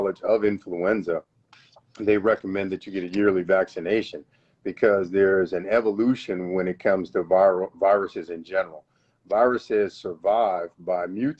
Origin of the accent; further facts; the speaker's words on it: New York, United States; also born or lived in San Diego, California / Albany, New York / Columbus, Georgia; now in Phenix City, United States; I'm from New York originally.